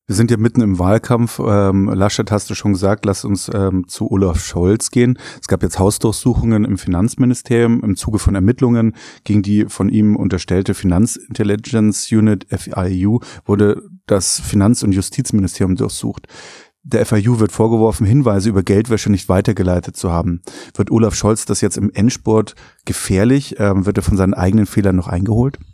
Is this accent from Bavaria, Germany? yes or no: yes; Bavaria, Germany; Ich als Bayer